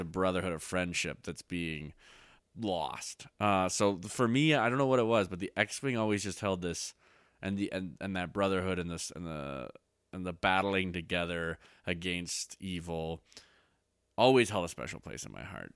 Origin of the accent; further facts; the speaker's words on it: Canada; I'm Canadian.